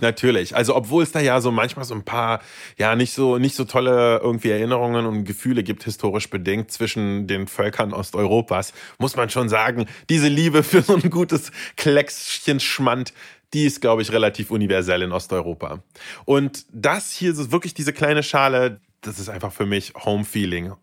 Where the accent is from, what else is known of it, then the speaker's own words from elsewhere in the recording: Berlin, Germany; also born or lived in Saint Petersburg, Russia; ich bin aufgewachsen in Berlin. Also, ich sage mal gerne, seit ich denken kann, bin ich in Berlin